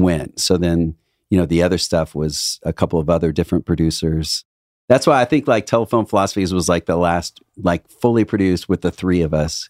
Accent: Indiana, United States; now in Los Angeles, United States; I come from Midwest

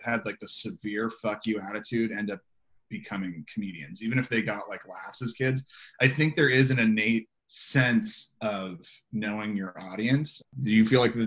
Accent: San Diego, California, United States; I'm from San Diego

